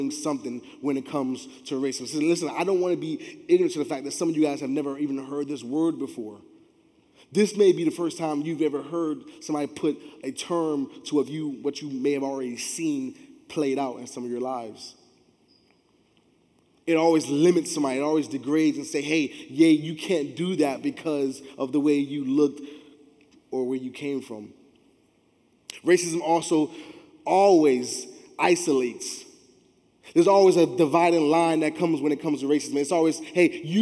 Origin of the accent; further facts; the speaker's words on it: Miami, Florida, United States; I grew up in Miami